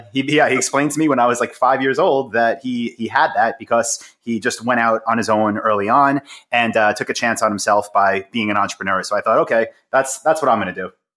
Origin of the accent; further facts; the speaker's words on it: Long Island, New York, United States; I'm from Long Island, in New York